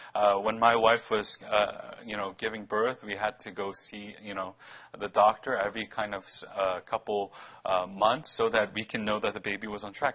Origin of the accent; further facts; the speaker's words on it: New York City, New York, United States; wanted to name our, our child daughter Brooklyn after, you know, my hometown